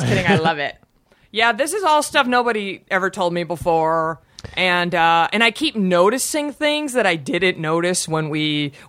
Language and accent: English; Garland, Texas, United States; moved away as an adult; now in California, United States; I'm from a less opulent area. I'm from Garland. I'll just say I'm from Garland. If you've ever seen King of the Hill, it was based in Arland, which is where I'm from. He was making fun of my hometown. Wow. So that's where I grew up.